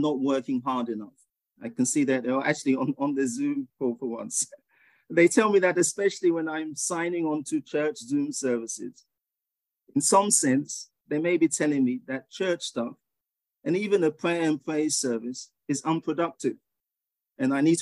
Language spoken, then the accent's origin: English; England, United Kingdom; moved away as an adult; also born or lived in Ghana; now in United States; I was born in Ghana, which you would have heard in my meditation, but you could probably tell from my accent that I grew up in England, and I've lived in the US for 29 years now